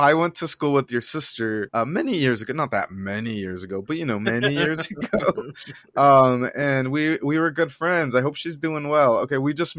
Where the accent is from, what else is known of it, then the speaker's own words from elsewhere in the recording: United States; although I was born in the U.S., right, I still carry all the experience that my parents brought with them